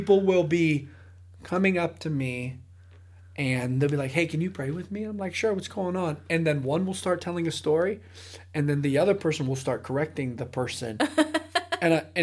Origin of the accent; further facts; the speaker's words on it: Ohio, United States; now in Austin, United States; I'm a Browns fan. I'm from Ohio